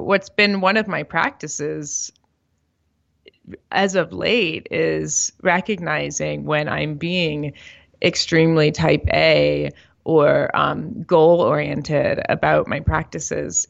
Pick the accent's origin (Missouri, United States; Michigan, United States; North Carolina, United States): Missouri, United States; St. Louis; also born or lived in Miami, Florida / New York; now in Denver, United States; I grew up in St. Louis, Missouri